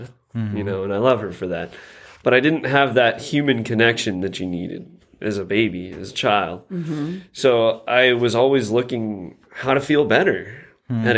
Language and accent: English; Monrovia, California, United States; I grew up in Monrovia